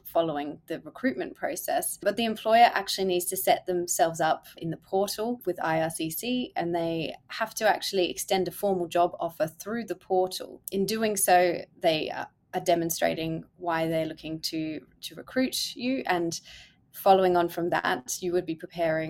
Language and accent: English; Australia; moved away as an adult; now in Canada; being Australian